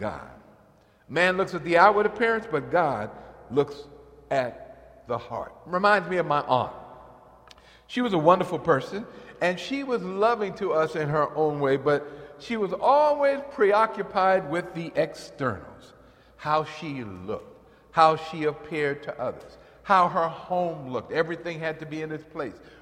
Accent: New York, United States; in the church I grew up in New York

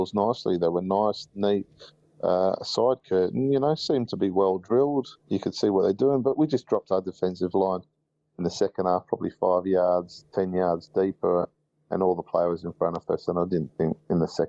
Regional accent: England, United Kingdom; now in Australia; I was born in England

